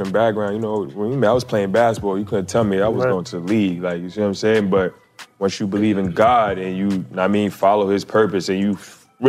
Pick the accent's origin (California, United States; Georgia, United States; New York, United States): New York, United States; New York City; I'm from Staten Island, New York